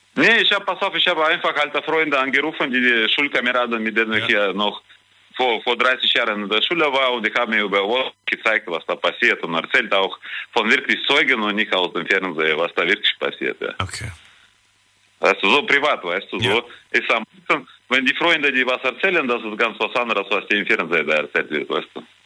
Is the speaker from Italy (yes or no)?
no; Kazakhstan; now in Germany; ich bin ja in Kasachstan geboren